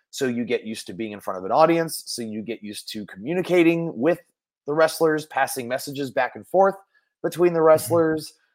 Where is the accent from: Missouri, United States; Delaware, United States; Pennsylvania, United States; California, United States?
California, United States; Mill Valley; I grew up in Mill Valley, California, which is about a 10 minute drive north of San Francisco